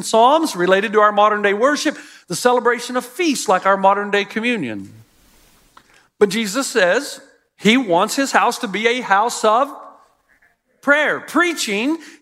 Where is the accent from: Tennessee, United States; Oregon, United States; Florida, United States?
Tennessee, United States; Elizabethton; This is the house I grew up in Elizabethton, Tennessee